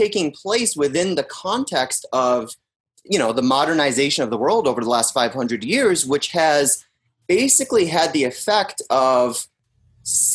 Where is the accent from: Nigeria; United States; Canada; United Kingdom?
United States; Pittsfield, Massachusetts; moved away; I'm from Pittsfield, Mass, which is in Western